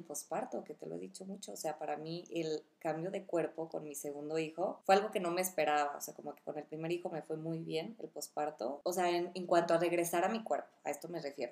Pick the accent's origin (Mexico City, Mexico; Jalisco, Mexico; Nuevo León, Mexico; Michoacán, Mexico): Michoacán, Mexico; Uruapan; moved away; soy de Uruapan